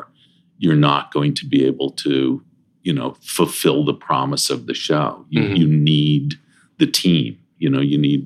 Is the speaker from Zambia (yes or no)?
no; Toronto, Ontario, Canada; also born or lived in Princeton, Illinois; I grew up in Toronto